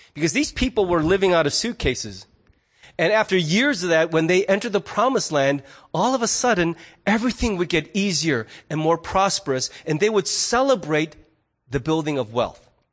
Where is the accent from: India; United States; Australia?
United States; I'm also a fiercely independent American